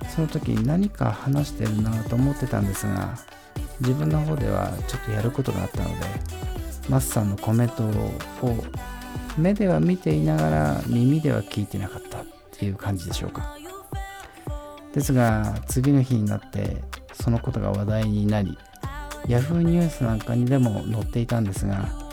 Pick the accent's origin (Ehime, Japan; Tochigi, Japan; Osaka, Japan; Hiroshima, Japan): Tochigi, Japan; moved away as an adult; also born or lived in Tokyo; 自分の故郷というものは忘れられないものでこの故郷に帰ってきて自分で仕事をする